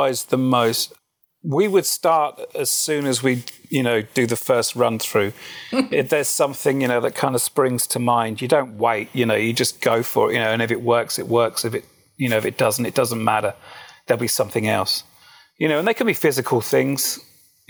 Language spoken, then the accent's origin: English; United Kingdom; Being obviously British